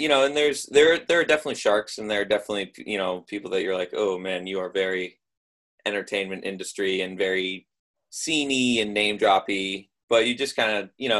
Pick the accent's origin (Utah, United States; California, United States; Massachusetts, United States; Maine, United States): Maine, United States; Bethel; moved away as an adult; now in Los Angeles, United States; I'm from Maine.